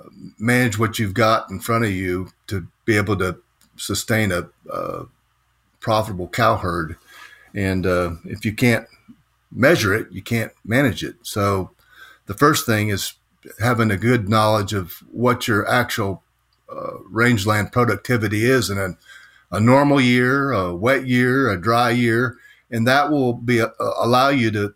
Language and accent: English; Ohio, United States; now in Texas, United States; I grew up in Ohio, and I'm not from the farm or a ranch. I grew up in the city